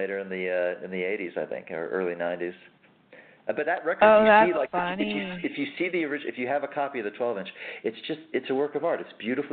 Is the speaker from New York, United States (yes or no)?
yes; Westchester, New York, United States; I grew up in Westchester, just north of the city